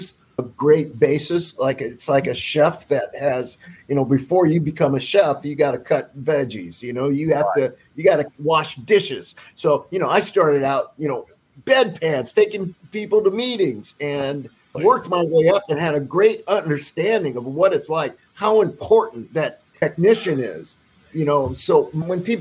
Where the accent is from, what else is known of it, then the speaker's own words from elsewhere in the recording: the West, United States; I'm from the West